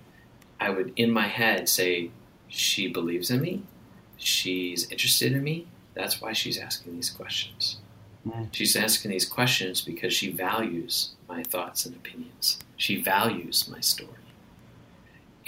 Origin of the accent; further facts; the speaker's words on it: Wisconsin, United States; I grew up in Wisconsin where sarcasm is kind of like part of our language